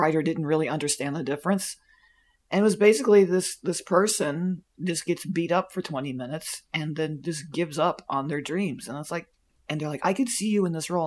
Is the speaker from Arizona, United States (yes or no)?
no; near Plant City, Florida, United States; I grew up near Plant City, Florida, which is where the strawberry festival in Florida is